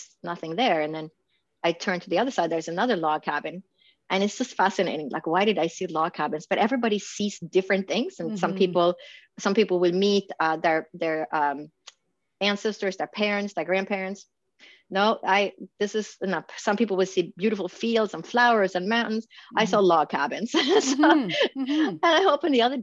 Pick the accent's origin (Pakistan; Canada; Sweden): Sweden; moved away as an adult; also born or lived in Stockholm / Boston / New York; now in Phoenix, United States; I was born and raised in Sweden, in Scandinavia.